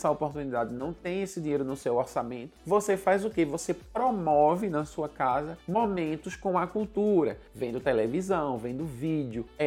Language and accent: Portuguese; Northeast Region, Brazil; tendo em vista que eu sou nordestino e a cultura africana é muito presente na cultura nordestina